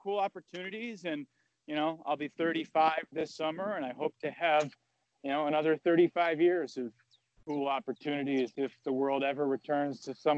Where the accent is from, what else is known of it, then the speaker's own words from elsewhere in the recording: Sharon, Massachusetts, United States; I grew up in Sharon, which is the town next over from Foxborough